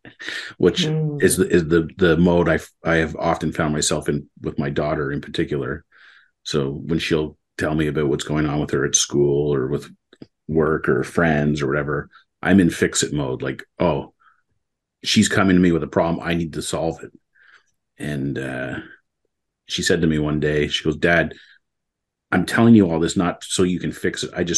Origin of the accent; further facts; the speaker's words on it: Mississauga, Ontario, Canada; also born or lived in Waterloo, Ontario; when I was going into grade 7, we moved from Mississauga to Waterloo